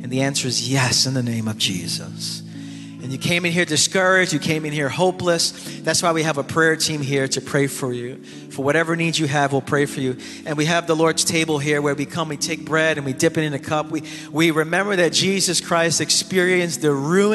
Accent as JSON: {"language": "English", "town": "New York City", "region": "New York", "country": "United States", "tie": "born or raised there", "said": "I grew up in the East New York section of Brooklyn for over 30 years"}